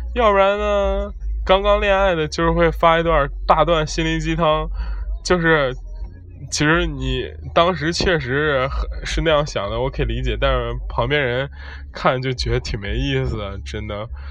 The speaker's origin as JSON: {"language": "Chinese", "country": "China", "said": "我们国家"}